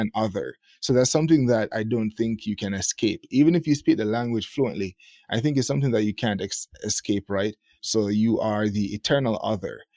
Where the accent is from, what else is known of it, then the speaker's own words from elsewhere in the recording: Jamaica; moved away as an adult; now in Japan; Jamaica, that was where, you know, born and bred